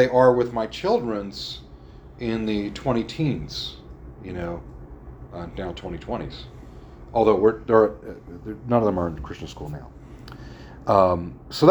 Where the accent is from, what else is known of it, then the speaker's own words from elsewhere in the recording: Philadelphia suburbs, Pennsylvania, United States; also born or lived in Newtown Square; I was born in South Philadelphia, very Italian section. We moved to the suburbs when I was, I was either 1.5 or 2.5, somewhere around 2